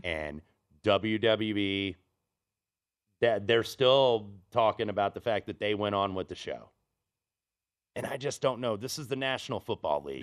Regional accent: Indianapolis, Indiana, United States; I grew up in Indianapolis

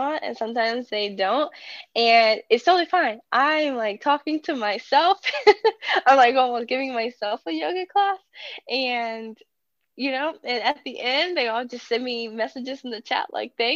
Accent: Danville, Virginia, United States; I am from Danville, Virginia. It's a very small southwest rural town, like right on the border of North Carolina. I grew up with my family

